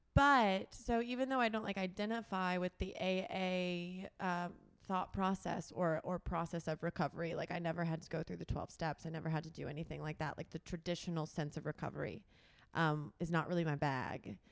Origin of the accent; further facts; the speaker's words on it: Tullahoma, Tennessee, United States; moved away; I'm from Tullahoma, Tennessee, which is a small town in Middle Tennessee